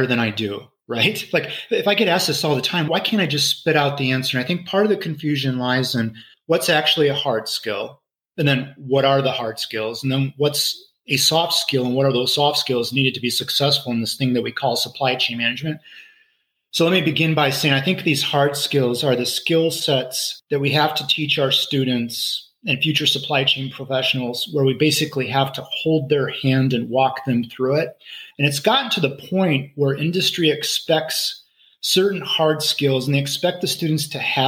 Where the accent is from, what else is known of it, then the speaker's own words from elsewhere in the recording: Lansing, Michigan, United States; I grew up in Lansing, Michigan